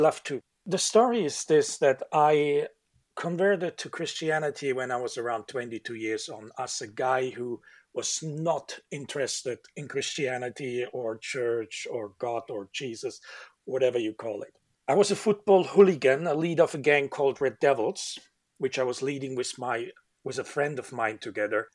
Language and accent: English; Germany; moved away as an adult; now in Manchester, United Kingdom; I'm living now 17 years in Manchester, UK, in Europe, and um, originally I come from Germany